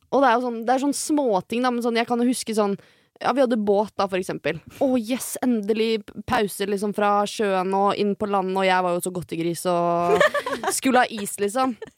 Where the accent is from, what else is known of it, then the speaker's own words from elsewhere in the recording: Skiptvet, Østfold, Norway; Skiptvet, da, som der jeg kommer fra